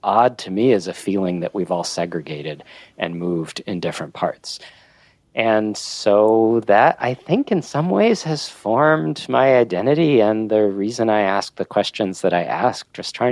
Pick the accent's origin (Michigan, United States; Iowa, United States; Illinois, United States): Illinois, United States; Oak Park; I grew up in Oak Park, Illinois